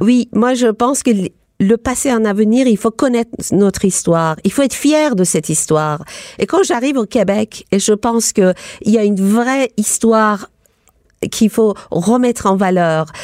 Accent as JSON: {"language": "French", "country": "Iran", "tie": "born or raised there", "moved": "as an adult", "lives_now": "Paris, France", "said": "J'ai quitté l'Iran pour aller à l'université"}